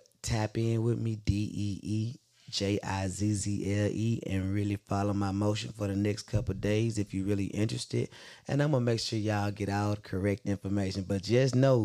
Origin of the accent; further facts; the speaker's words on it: Memphis, Tennessee, United States; I'm from Memphis